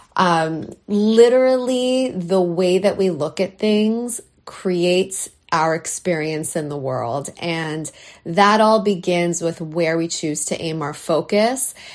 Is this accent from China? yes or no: no; Canada; now in New York, United States; this Canadian girl, though I live in New York, I'm a Canadian girl at heart